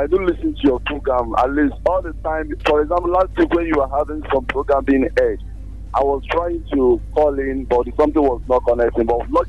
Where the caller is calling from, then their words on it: Akure, Ondo, Nigeria; I'm calling from Akure.